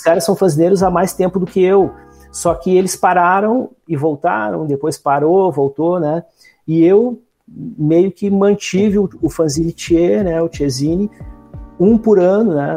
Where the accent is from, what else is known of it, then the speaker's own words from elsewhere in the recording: Alvorada, Rio Grande do Sul, Brazil; trabalho na cidade de Alvorada, que é onde eu moro, onde eu me criei, enfim, né? É a minha terra desde sempre.